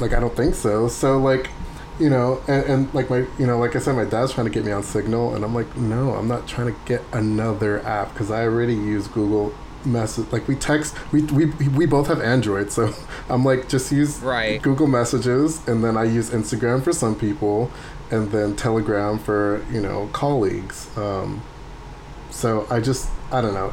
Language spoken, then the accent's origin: English; San Diego, California, United States; I'm from San Diego